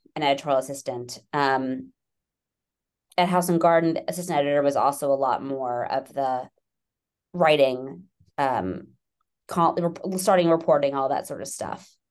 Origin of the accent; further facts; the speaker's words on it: New York City, New York, United States; now in Westchester, United States; I'm from New York. I'm a born and bred New Yorker